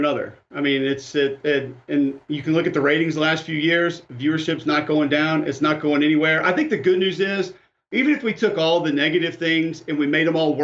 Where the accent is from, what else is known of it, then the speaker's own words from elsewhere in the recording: Birmingham, Alabama, United States; also born or lived in Homewood, Alabama; I grew up in Birmingham